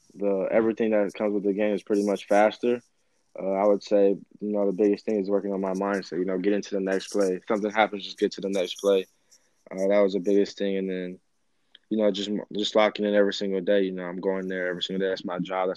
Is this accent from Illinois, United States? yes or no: no; Arizona, United States; growing up in Arizona